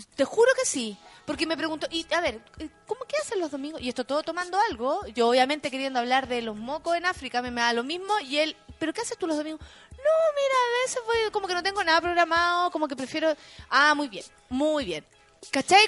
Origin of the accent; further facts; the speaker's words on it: Chile; Siendo chilena